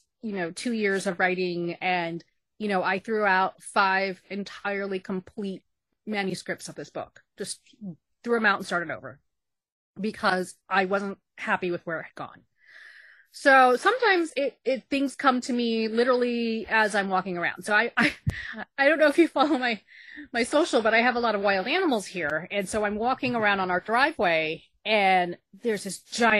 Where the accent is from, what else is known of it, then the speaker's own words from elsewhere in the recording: Texas, United States; moved away as an adult; also born or lived in New York; when I moved from Texas to New York